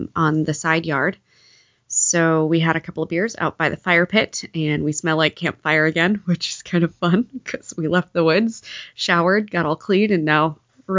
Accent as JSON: {"language": "English", "region": "the South", "country": "United States", "tie": "born or raised there", "said": "I grew up in the South hating grits"}